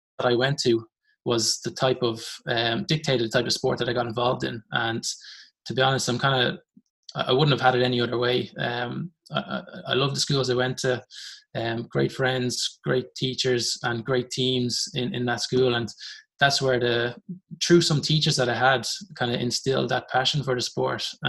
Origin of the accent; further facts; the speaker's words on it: Dublin, Leinster, Ireland; I grew up in Rathfarnham